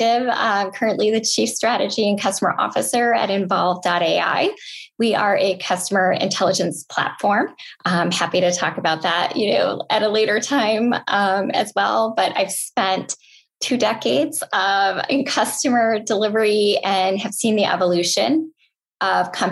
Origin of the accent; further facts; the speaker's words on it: Austin, Minnesota, United States; Hormel Foods is headquartered there, which is kind of funny, but they have a spam jam every year and a spam museum.